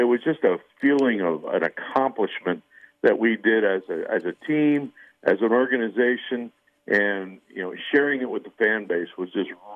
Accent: outside of Philadelphia, Pennsylvania, United States; I grew up outside of Philadelphia

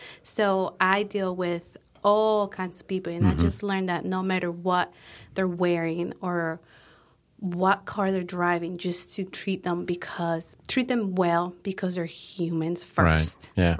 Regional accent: Colombia; So like I said, we are originally from Colombia.

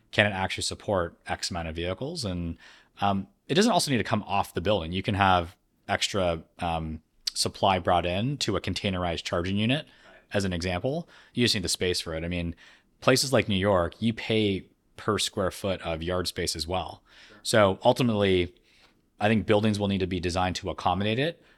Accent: Canada; being born and raised in Canada

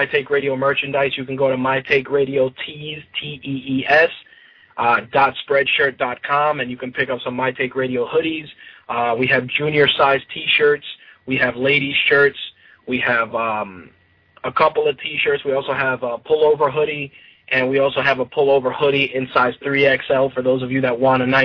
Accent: New York City, New York, United States; I grew up in the Bronx

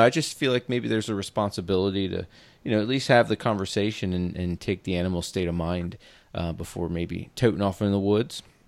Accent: East Coast, United States; moved away as an adult; also born or lived in West Point, New York; now in Washington, United States; I'm from the East Coast and just moved out here from, uh, West Point, New York, uh, two years ago

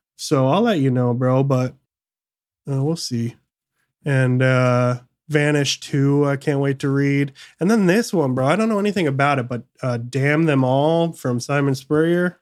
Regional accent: Michigan, United States; moved away; also born or lived in San Francisco Bay Area; I grew up in Michigan

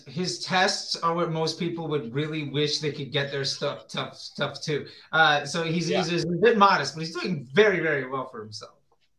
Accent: United States

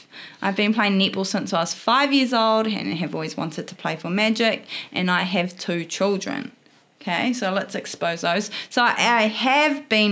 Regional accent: Opotiki, Bay of Plenty, New Zealand; moved away as an adult; now in Hamilton, New Zealand; I'm born and bred in a small town on the east coast in the eastern Bay of Plenty called Opotiki

